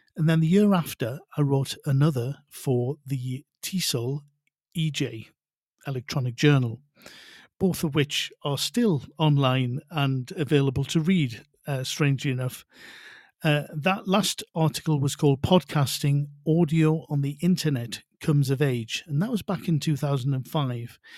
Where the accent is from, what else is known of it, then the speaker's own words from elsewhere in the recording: North Shields, North East England, United Kingdom; also born or lived in Spain; now in Mexico City, Mexico; although I'm originally from North Shields in the northeast of England, I now live and work in the very lively Mexico City